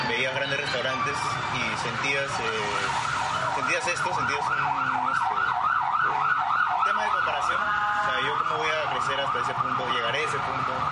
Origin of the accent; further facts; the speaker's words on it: Callao, Peru; yo soy de Callao y he comido bastante tiempo en, mercados